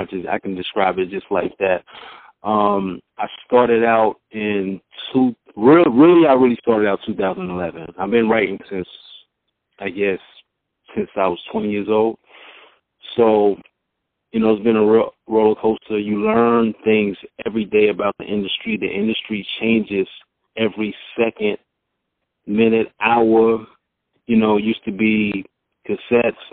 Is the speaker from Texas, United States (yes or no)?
no; Mount Vernon, New York, United States; also born or lived in Southern United States; now in Atlanta, United States; I'm originally from Mount Vernon, New York. I reside in Atlanta, GA